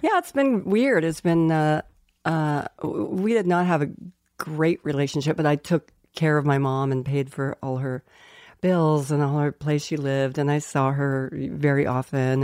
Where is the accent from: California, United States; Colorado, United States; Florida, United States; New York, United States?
Colorado, United States; Colorado Springs; moved away; we grew up in Colorado Springs, Colorado